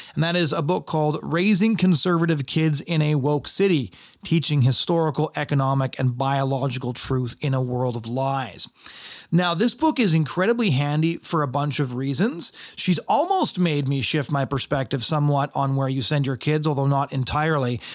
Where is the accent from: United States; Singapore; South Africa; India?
United States; Seattle, Washington; I was born in Seattle.